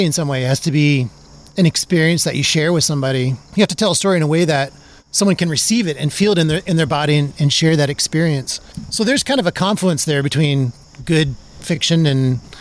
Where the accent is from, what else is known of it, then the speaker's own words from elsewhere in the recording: South Dakota, United States; now in Indiana, United States; It's my home state.